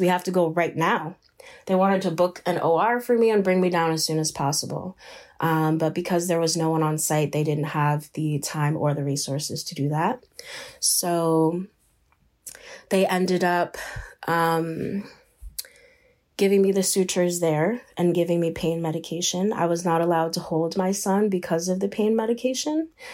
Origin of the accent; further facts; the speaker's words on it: Shinnecock Nation, eastern Long Island, New York, United States; I am from the Shinnecock Nation. We are located on the eastern end of Long Island, um, in New York. I am born and raised here.